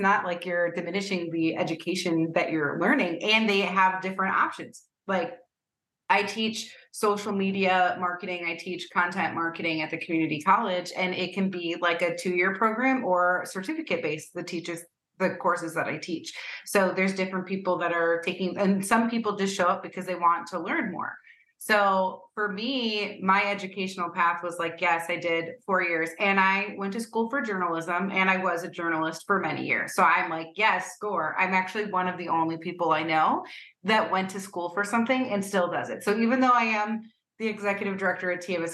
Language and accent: English; United States; now in Cleveland, United States; as an American